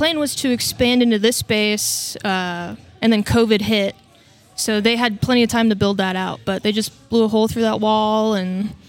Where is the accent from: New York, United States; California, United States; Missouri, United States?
Missouri, United States; Kansas City; also born or lived in Idaho; I was born in Idaho. In Idaho. But okay. I grew up in Kansas City.